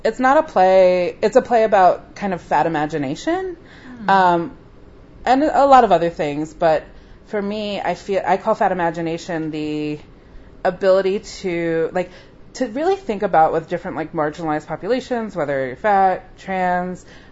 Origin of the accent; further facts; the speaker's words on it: near Mount Laurel, New Jersey, United States; moved away as an adult; also born or lived in New York; 5 minutes from my hometown. It was, like, in Mount Laurel, New Jersey